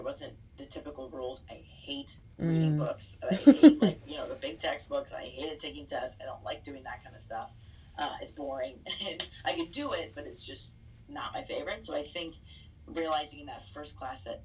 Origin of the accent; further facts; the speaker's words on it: Cincinnati, Ohio, United States; moved away as an adult; now in Chicago, United States; I grew up in Cincinnati, Ohio